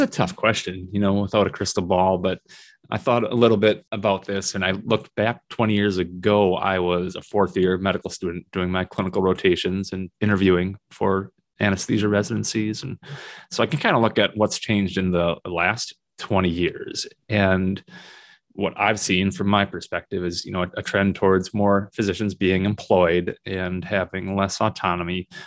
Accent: Minnesota, United States; moved away as an adult; also born or lived in South Dakota; now in Northern Michigan, United States; Minnesota, which is my home state

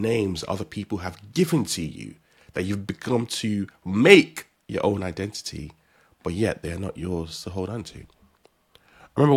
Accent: Nigeria; As a Nigerian

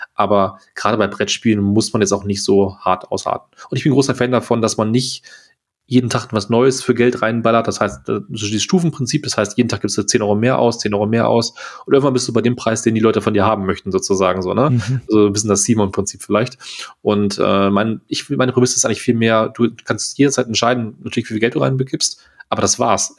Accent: Germany; als Deutscher

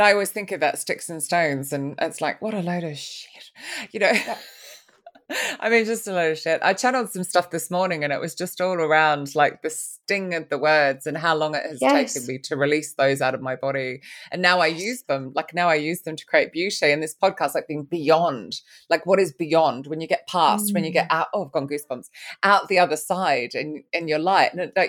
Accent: Sydney, New South Wales, Australia; born there; even though I was born in Sydney.

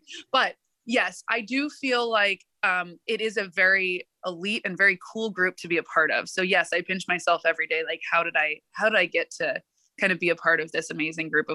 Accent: Oakland, California, United States; moved away as an adult; also born or lived in East Coast; I was born and raised in Oakland

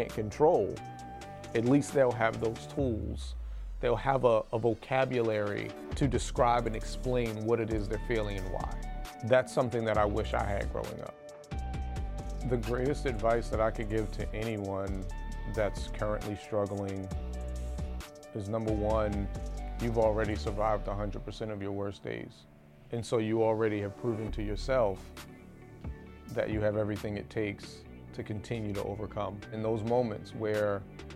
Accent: Baltimore, Maryland, United States; I lived growing up in West Baltimore

